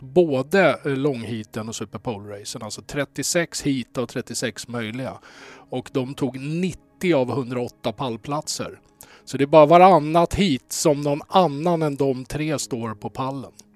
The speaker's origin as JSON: {"language": "Swedish", "town": "Stockholm", "region": "Stockholm County", "country": "Sweden", "said": "ursprungligen Söderkis"}